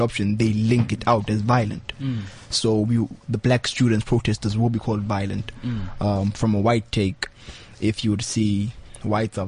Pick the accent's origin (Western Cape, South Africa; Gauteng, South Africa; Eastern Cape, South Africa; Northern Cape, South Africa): Gauteng, South Africa; Soweto; also born or lived in Eldorado Park; I grew up in Soweto, very humble beginnings.